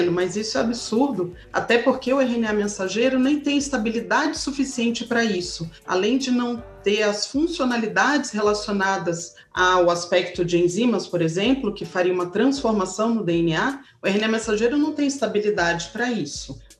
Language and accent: Portuguese; Brazil; Eu tô falando agora como brasileira, como mulher, mulher negra que acredite na vacina.